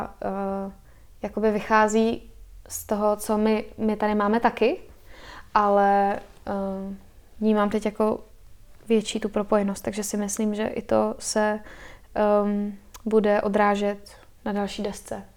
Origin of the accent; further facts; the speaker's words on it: Czechia; also born or lived in United States / Spain; my jako Češi máme blízko k přírodě